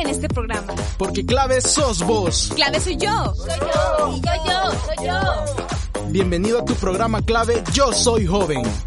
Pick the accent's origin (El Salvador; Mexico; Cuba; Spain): El Salvador; a nosotros mismos como sociedad salvadoreña